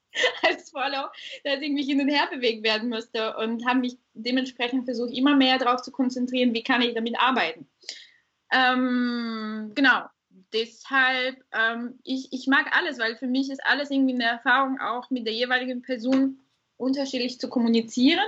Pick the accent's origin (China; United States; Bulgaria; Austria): Bulgaria; also born or lived in Ruhr area, Germany; now in Germany; Ich komme, wie gesagt, ursprünglich aus Bulgarien, äh, lebe aber jetzt seit wirklich Ewigkeiten äh, in Deutschland, hauptsächlich im Pott